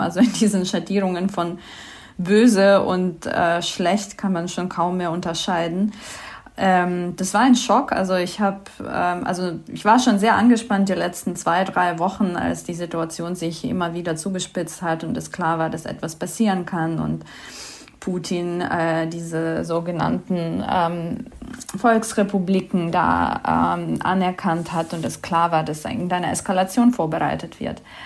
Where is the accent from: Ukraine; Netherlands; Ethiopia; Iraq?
Ukraine; Kyiv; moved away as an adult; now in Berlin, Germany; ich komme aus Kiew, aus der Hauptstadt der Ukraine. Ich wohne seit 13 Jahren in Berlin